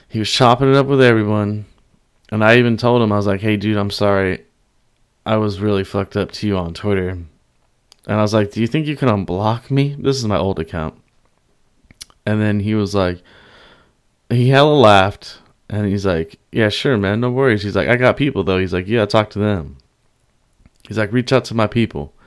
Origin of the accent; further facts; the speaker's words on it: the Bay Area, California, United States; I'm from the Bay, all Bay, all day.